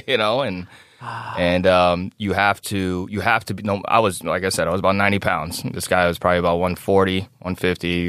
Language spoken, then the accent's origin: English; Chicago, Illinois, United States; now in Davenport, United States; growing up in South Chicago